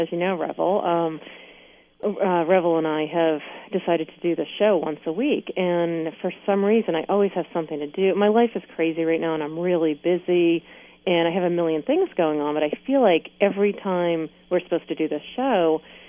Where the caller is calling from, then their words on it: Maine, United States; I'm calling in from Maine.